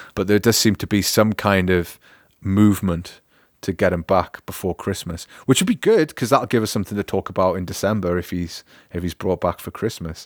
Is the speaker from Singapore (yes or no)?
no; United Kingdom; moved away as an adult; also born or lived in Newcastle; now in Augsburg, Germany; as a British person